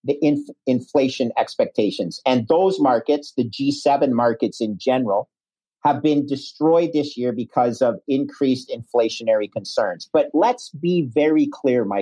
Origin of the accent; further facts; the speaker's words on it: Canada; moved away as an adult; also born or lived in United States / New York; I'm a Canadian